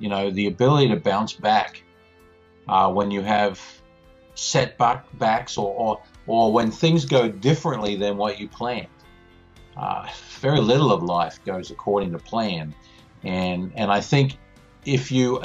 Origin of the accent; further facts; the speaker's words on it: Australia; now in Indianapolis, United States; I am actually more American than I am Australian now, because I've been in this country longer than I was in my own growing up.